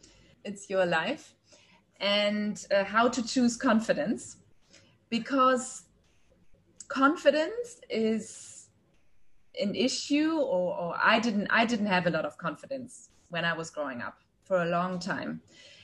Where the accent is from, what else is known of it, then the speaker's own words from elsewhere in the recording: Germany; now in Dubai, United Arab Emirates; I'm originally from Germany, but I've lived across many countries and now for 9 years here in Dubai.